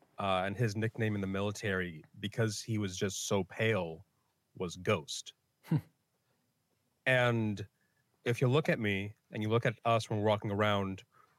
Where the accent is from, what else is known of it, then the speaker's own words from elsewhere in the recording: Philippines; Philippines, and I'll just feel like I have to distance myself as much as I can from the fact that I am Filipino.